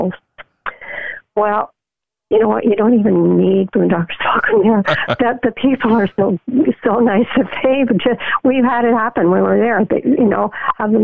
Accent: Canada; Being Canadian

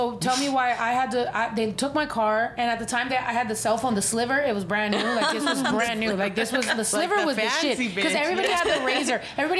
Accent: Mexico; because I'm not bullshitting when I say I was raised in Mexico. Like, literally, as much as my mom can send me to Mexico, I was in Mexico.

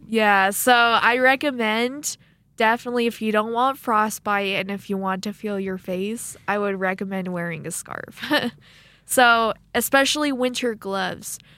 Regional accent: Arizona, United States; now in Rexburg, United States; being from Arizona

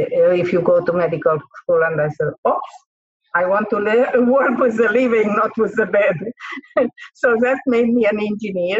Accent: Transylvania, Romania; first language Hungarian; English is a second language; moved away; I am from Romania, and okay, from a part of Romania which is very famous, which is called Transylvania. So my first language is not Romanian, it's Hungarian.

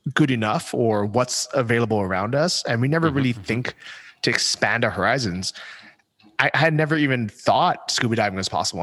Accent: San Francisco, California, United States; moved away as an adult; also born or lived in Thailand / Poland / Ukraine; I grew up in San Francisco

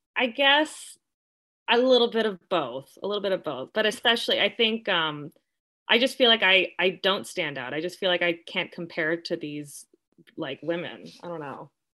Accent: Southern California, United States; I am born and raised in Southern California, and I have loved growing up here.

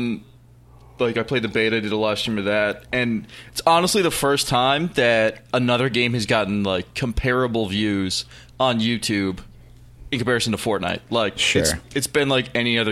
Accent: Newfoundland and Labrador, Canada; I'm a streamer from Canada

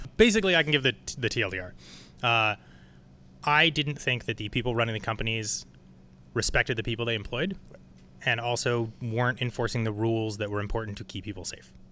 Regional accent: San Francisco, California, United States; I was born here.

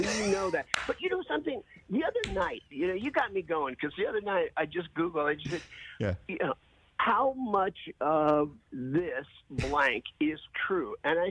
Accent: Indiana, United States; I grew up in Indiana. That's where I live now.

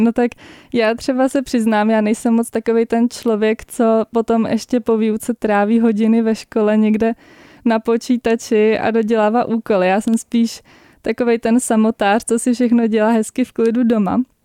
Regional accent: Prague, Czechia; jsem z Prahy

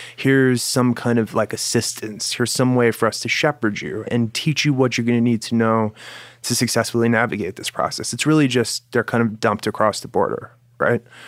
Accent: United States; As an American

